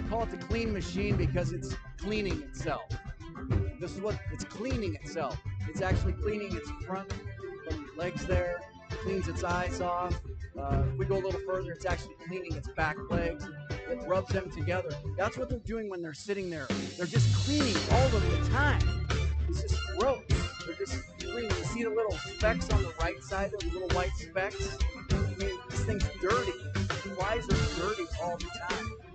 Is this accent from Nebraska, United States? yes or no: yes; Nebraska, United States; I grew up in Nebraska. I grew up on the farm.